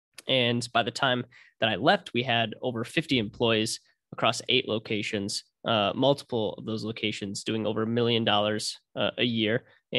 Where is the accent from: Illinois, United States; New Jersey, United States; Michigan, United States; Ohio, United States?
Michigan, United States; Ann Arbor; So, born and raised in Michigan, from Ann Arbor originally. So big U of M fan. And ended up moving to the west side of Michigan to Grand Rapids for school.